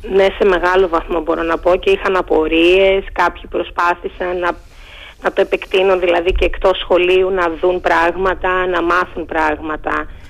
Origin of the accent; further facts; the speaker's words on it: Greece; Εγώ είμαι από το Αγρήμιο, από χωριό του Αγρήμιου.